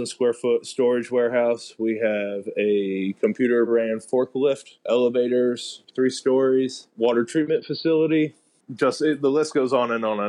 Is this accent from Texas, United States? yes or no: no; Lawrence, Kansas, United States; also born or lived in Michigan / Denver, Colorado; now in Puerto Rico; I'm from Lawrence, Kansas